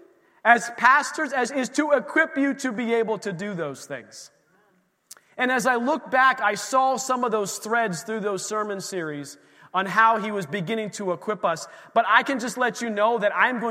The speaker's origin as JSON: {"language": "English", "town": "Erie", "region": "Pennsylvania", "country": "United States", "tie": "born or raised there", "said": "where we grew up in Erie"}